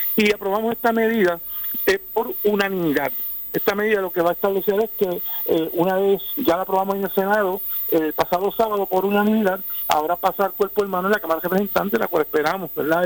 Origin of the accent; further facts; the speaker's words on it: Puerto Rico; cada uno de nosotros como buenos puertorriqueños